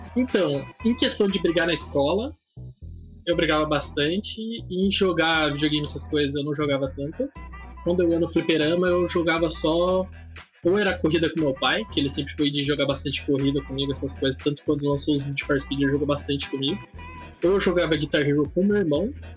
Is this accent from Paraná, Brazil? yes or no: yes; Curitiba, Paraná, Brazil; eu sou de Curitiba